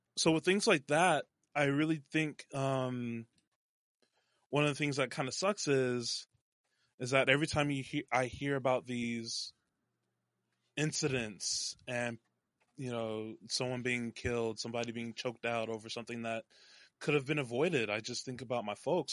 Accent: North Texas, United States; born or raised there; also born or lived in Dallas, Texas; now in Seattle, United States

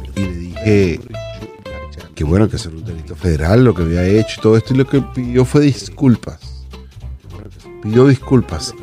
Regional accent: Venezuela; moved away as an adult; soy venezolano

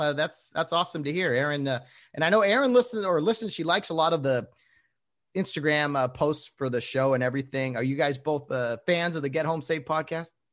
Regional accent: Glendora, California, United States; here in Glendora, California. I call it here because that's where I'm from, my hometown

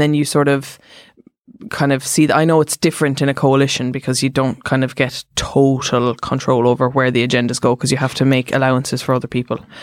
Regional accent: Cork, Munster, Ireland; I'm from Cork

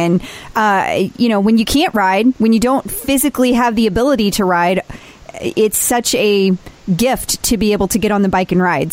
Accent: St. Louis, Missouri, United States

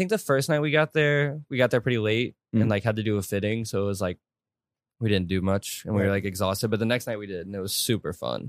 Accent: St. Louis, Missouri, United States; I'm from St. Louis.

